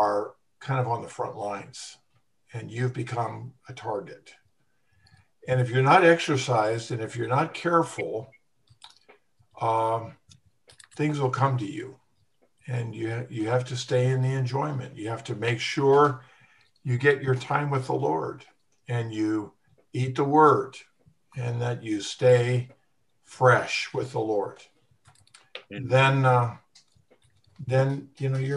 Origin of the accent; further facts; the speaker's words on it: United States; moved away; we're all American pansies